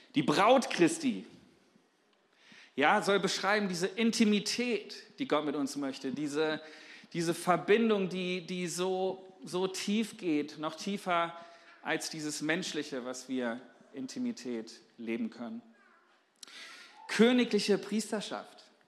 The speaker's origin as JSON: {"language": "German", "country": "Germany", "said": "als Deutsche"}